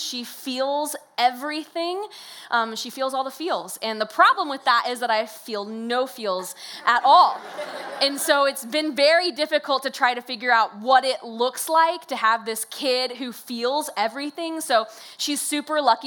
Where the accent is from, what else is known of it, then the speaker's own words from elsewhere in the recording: Decatur, Illinois, United States; I was born and raised in Decatur, Illinois, and I went to college here as well